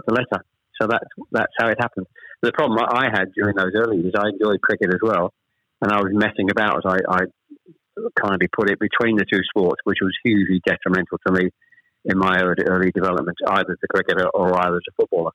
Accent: Chelmsford, East of England, United Kingdom; born or raised there; also born or lived in Ashton-under-Lyne, Greater Manchester

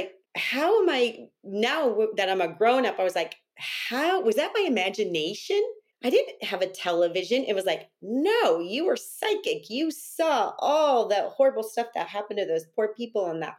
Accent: Northern California, United States; I'm native from California, and I grew up in a town in Northern California.

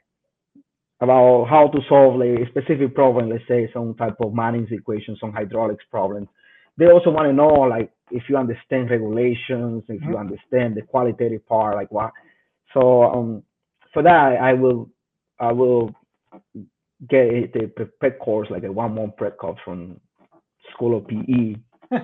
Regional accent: Dominican Republic; moved away; I'm originally from the Dominican Republic

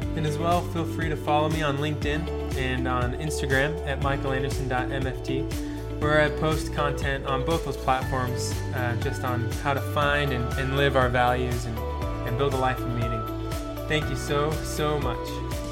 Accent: Keller, Texas, United States; I'm from a city called Keller

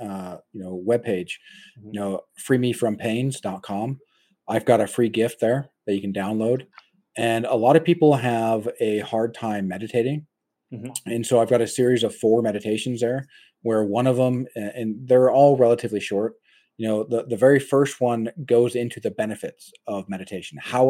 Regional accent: United States; my frame of reference is an American

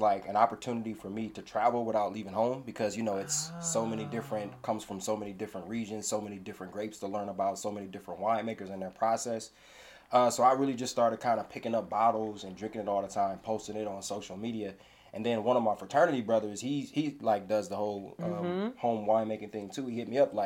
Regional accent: Toledo, Ohio, United States; I'm from Toledo, Ohio. The Buckeye State. I love my state.

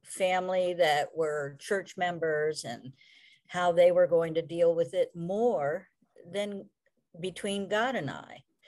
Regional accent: Columbia, Maryland, United States; also born or lived in Fredericksburg, Virginia / Clarksville, Maryland / Hagerstown, Maryland; I grew up, uh, you know, near Columbia, Maryland

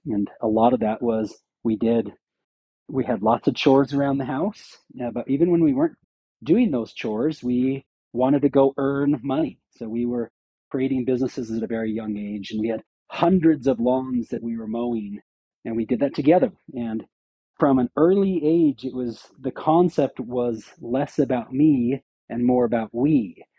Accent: Syracuse, Utah, United States; I grew up in Syracuse, Utah, just a small pseudo farm area of Utah.

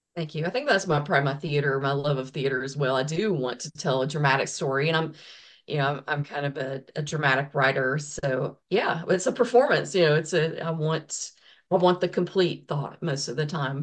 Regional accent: the South, United States; I'm from the South, so I was raised in a Baptist church

